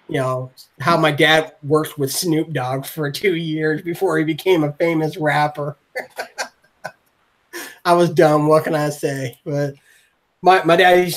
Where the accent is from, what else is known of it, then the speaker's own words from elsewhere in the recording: Port Orchard, Washington, United States; now in Atlanta, United States; I want to shout out my hometown because it's a real small community. It's called Port Orchard, Washington